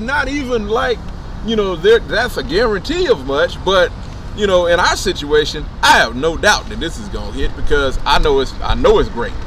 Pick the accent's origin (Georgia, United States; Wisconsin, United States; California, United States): California, United States; Los Angeles; moved away as an adult; now in Atlanta, United States; I'm from Los Angeles. I grew up in L.A.